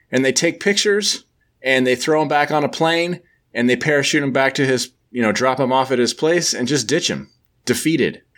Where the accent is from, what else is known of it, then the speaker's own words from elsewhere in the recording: United States; I'm I'm from the United States